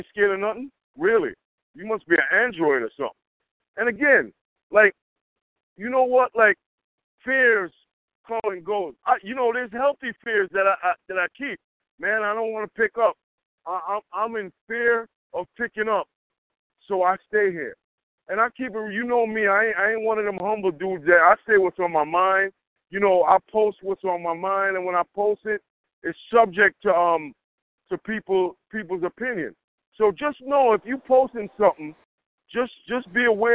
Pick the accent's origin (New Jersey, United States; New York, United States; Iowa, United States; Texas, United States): New York, United States; Yonkers; I'm from Yonkers, I ain't scared of nothing